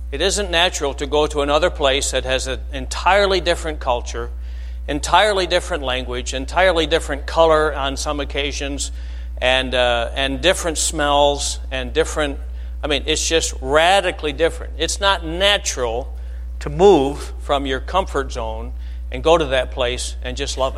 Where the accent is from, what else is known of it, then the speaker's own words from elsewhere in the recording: Flint, Michigan, United States; now in Alabama, United States; now I, we, are Michiganders, we're from Flint, and uh, but we live in Alabama.